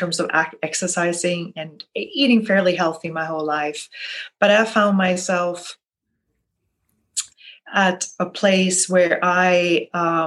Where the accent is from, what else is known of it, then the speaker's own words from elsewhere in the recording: Sweden; now in New Orleans, United States; I'm originally from Sweden, but I am in New Orleans.